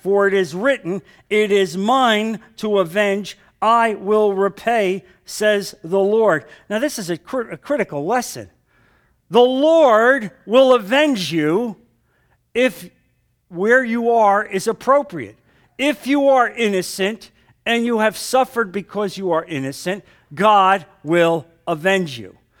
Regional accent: New Jersey, United States; moved away; I came from New Jersey

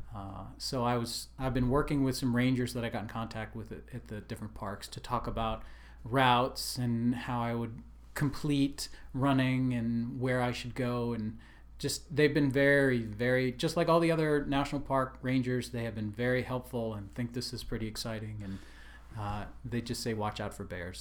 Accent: Delaware, United States; moved away; also born or lived in New York / Washington, D.C.; I'm originally from the East Coast, so I grew up, uh, in Delaware, lived in New York and Washington, D C, and places like

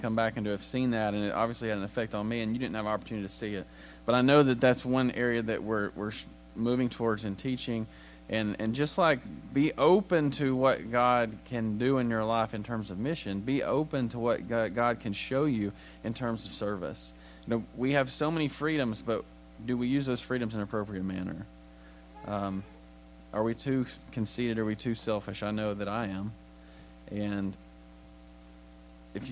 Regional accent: United States; as an American

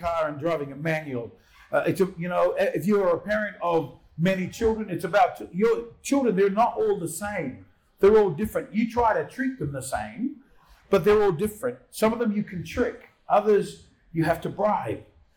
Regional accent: Auckland, New Zealand; now in Australia; I grew up in South Auckland. I grew up in once were Warriors territory

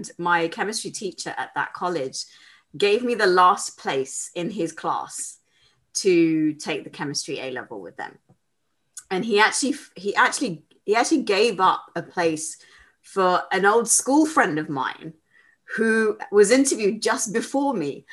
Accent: London, United Kingdom; I live in London. I was born and brought up in London

